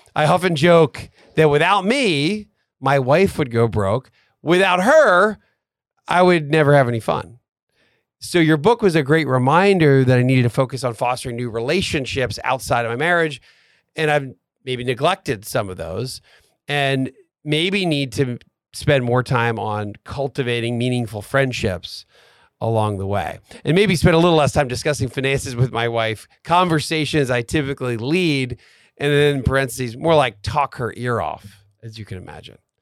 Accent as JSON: {"language": "English", "town": "Atlanta", "region": "Georgia", "country": "United States", "said": "we are from Atlanta"}